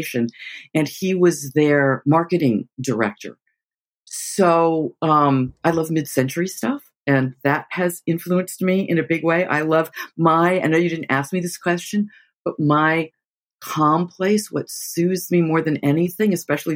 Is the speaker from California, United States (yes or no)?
yes; Los Angeles, California, United States; I grew up in Los Angeles with parents who were literally non-present